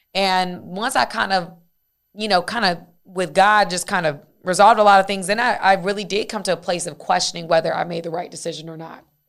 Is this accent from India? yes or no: no; Dacula, Georgia, United States; I'm from Tequila, Georgia